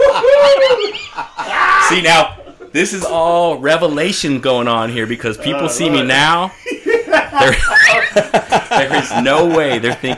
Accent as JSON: {"language": "English", "town": "San Francisco", "region": "California", "country": "United States", "tie": "born or raised there", "moved": "yes", "lives_now": "Arizona, United States", "said": "growing up in San Francisco, I grew up in an area called Bernal Heights, which is just south of the Mission District, right?"}